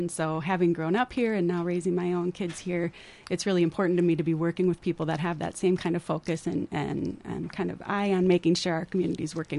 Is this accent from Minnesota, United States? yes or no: yes; Northfield, Minnesota, United States; also born or lived in Dundas; Born and raised in Northfield. So I was born at the old Northfield Hospital over there on 2nd Street.